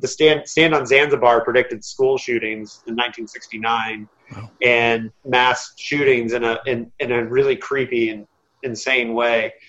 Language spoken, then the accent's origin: English; Indiana, United States; I'm from Indiana